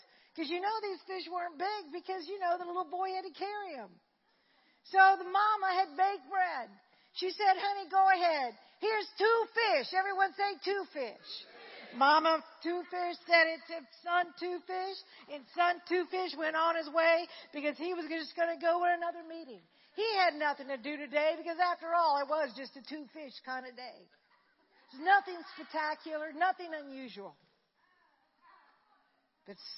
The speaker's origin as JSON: {"language": "English", "town": "Slidell", "region": "Louisiana", "country": "United States", "tie": "born or raised there", "said": "I grew up in Slidell."}